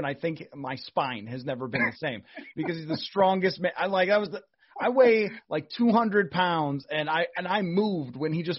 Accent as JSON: {"language": "English", "region": "New York", "country": "United States", "tie": "born or raised there", "moved": "yes", "lives_now": "Minnesota, United States", "said": "I grew up in New York"}